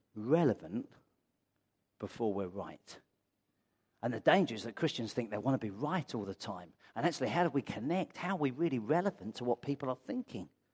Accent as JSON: {"language": "English", "town": "Brighton", "region": "South East England", "country": "United Kingdom", "moved": "yes", "lives_now": "London, United Kingdom", "said": "I come from Brighton"}